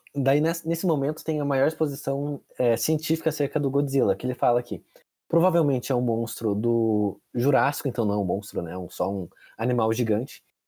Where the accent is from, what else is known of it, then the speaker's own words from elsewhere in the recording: Brazil; a gente é brasileiro